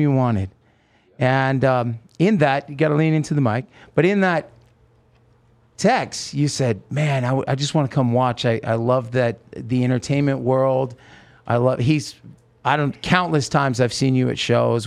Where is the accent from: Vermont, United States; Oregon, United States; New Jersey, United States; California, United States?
Oregon, United States; moved away; also born or lived in Los Angeles; I grew up with in Oregon